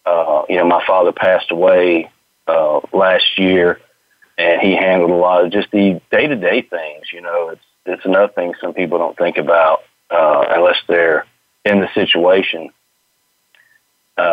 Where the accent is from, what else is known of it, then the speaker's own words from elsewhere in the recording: Mobile, Alabama, United States; moved away as an adult; now in Moss Point, United States; I grew up originally in Mobile, Alabama. I'm currently in Moss Point, Mississippi, which is just beyond the state line.